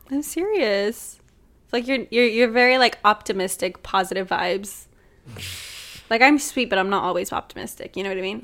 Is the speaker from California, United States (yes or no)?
yes; Los Angeles, California, United States; I'm literally from L